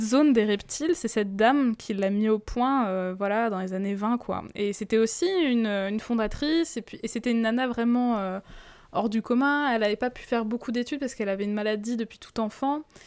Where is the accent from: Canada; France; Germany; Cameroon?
France; chez nous, en France